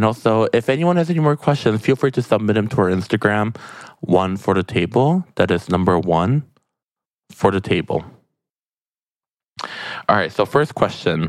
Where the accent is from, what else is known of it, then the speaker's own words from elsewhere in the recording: South Korea; that is the dish I like to share from my country, Korean style curry